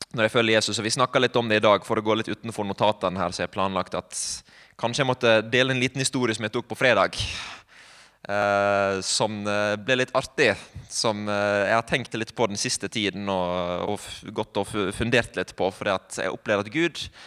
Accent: Sunnmøre, Møre og Romsdal, Norway; moved away; also born or lived in Bergen; jeg er sunnmøring

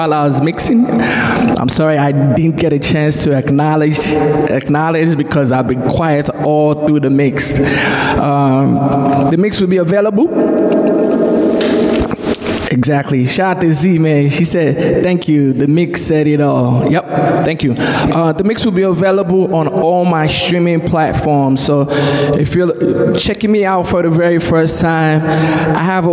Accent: Nigeria; moved away; growing up in Nigeria

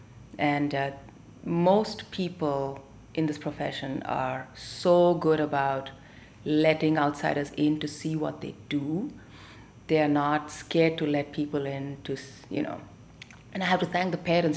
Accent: Delhi, India; also born or lived in Tamil Nadu; now in United States; We grew up in Delhi as Tamilians, as immigrants ourselves up north

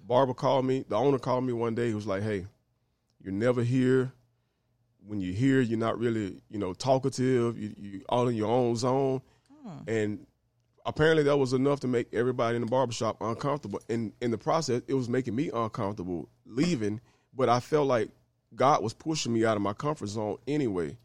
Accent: Greenville, Mississippi, United States; now in Memphis, United States; I'm originally from Greenville, Mississippi

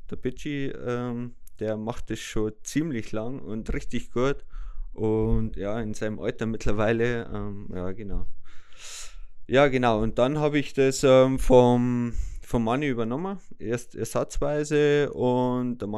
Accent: Böhmwald, Bavaria, Germany; selber komme ich aus Böhmwald, bin 37 Jahre alt

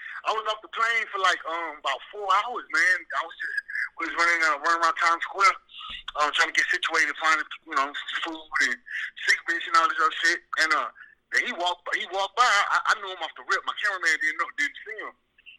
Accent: Bronx, New York, United States; born there; Originally I was born in New York. I was born in the Bronx.

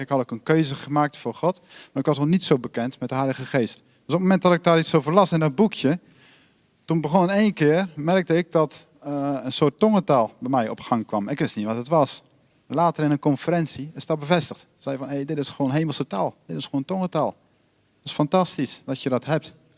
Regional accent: Netherlands; ik ben ook Nederlander

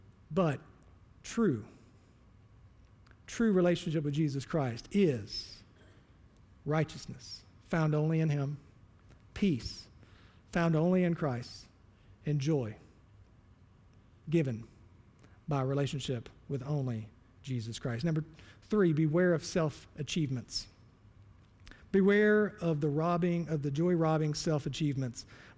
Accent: the Bible Belt, United States; I was born and raised in church. I'm from the Bible Belt.

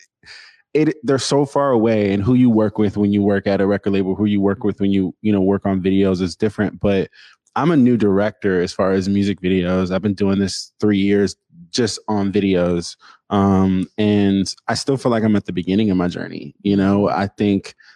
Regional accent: Seattle, Washington, United States; I'm from Seattle. I went to Tabernacle.

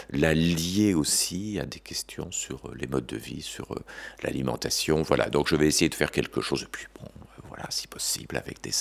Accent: France; also born or lived in Belgium; On peut dire que je suis français, né en 1956, mais que j'ai passé une grande partie de ma vie en Belgique

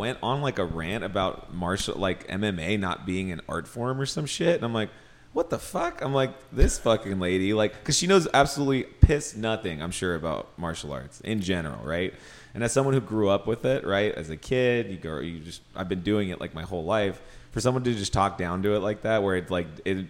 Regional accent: Los Angeles, California, United States; I've lived here my whole life

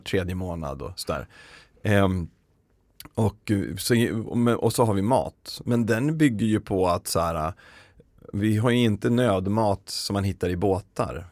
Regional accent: Uppsala, Uppsala County, Sweden; Jag är från Uppsala

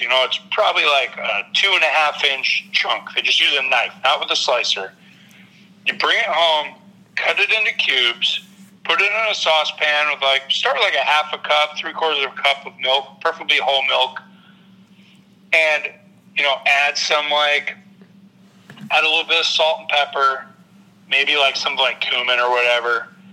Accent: New England, United States; moved away; growing up in New England

